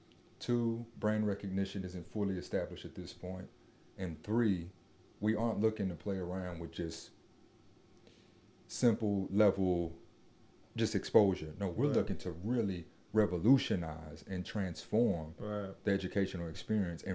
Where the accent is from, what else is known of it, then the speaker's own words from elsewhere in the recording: Nashville, Tennessee, United States; growing up in Nashville, I find myself on Jefferson Street